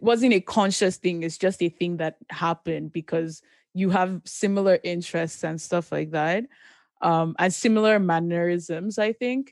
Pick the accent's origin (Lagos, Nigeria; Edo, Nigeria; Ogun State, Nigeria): Ogun State, Nigeria; moved away; I grew up primarily in Nigeria